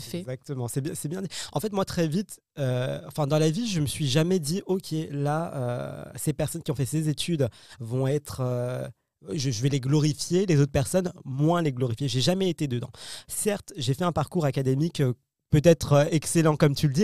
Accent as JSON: {"language": "French", "town": "Paris", "region": "Île-de-France", "country": "France", "tie": "born or raised there", "said": "je suis né en France, euh, Paris, euh, bac S"}